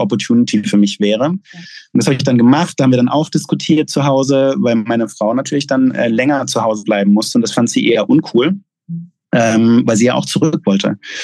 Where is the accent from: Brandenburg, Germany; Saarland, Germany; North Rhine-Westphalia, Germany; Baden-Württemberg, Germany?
Baden-Württemberg, Germany; Gaggenau; moved away as an adult; also born or lived in Pforzheim / Mexico / Chile / United States; ich bin in Gaggenau aufgewachsen, in der Nähe von Bühl